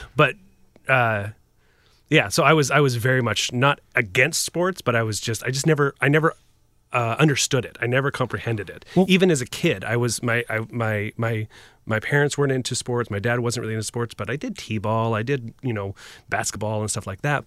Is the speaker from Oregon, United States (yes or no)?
yes; just outside of Portland, Oregon, United States; moved away as an adult; I grew up just outside of Portland